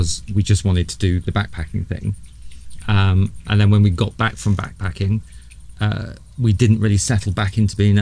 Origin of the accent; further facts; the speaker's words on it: United Kingdom; moved away as an adult; now in New Zealand; being British